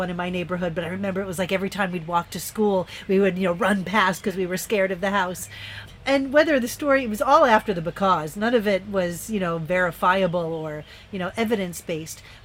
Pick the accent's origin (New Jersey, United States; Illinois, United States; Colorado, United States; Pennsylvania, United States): Pennsylvania, United States; moved away; also born or lived in New York; I lived there for 17 years, but I grew up in Pennsylvania